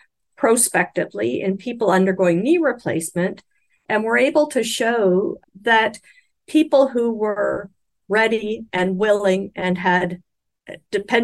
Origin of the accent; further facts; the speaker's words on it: Canada; I'm speaking as a Canadian